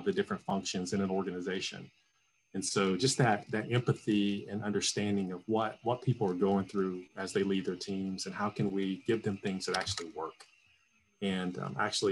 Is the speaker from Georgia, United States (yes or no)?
yes; Atlanta, Georgia, United States; moved away; I'm from Atlanta originally